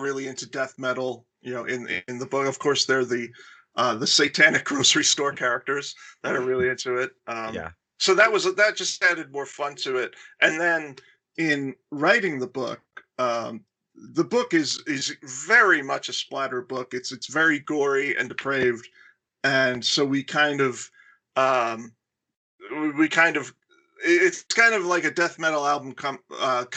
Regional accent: Florida, United States; I grew up in Florida

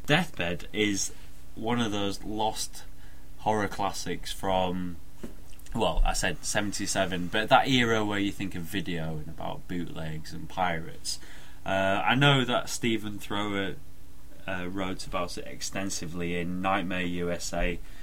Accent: United Kingdom; accent: northern; moved away; Been up north visiting my family, so my accent might sound a little bit thicker than it usually does.

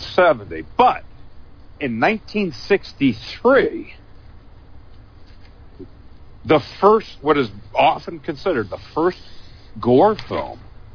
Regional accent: the South, United States; Although I'm from the South.

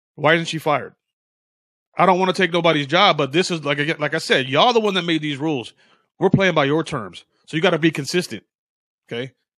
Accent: United States; I consider myself American. I never been to Africa

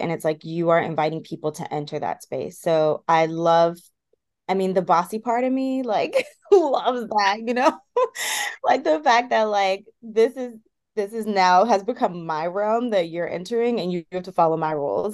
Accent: Washington, District of Columbia, United States; the highest population of Ethiopians and Eritreans are in the DC area. So like I also very much felt like I grew up in Addis Ababa.

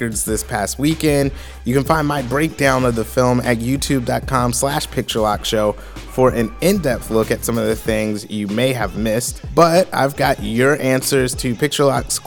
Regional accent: Columbia, South Carolina, United States; I grew up in Columbia, South Carolina

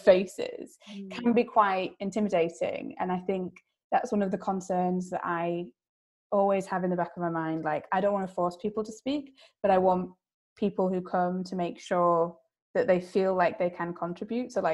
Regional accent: Yorkshire and the Humber, United Kingdom; As a Yorkshire girl

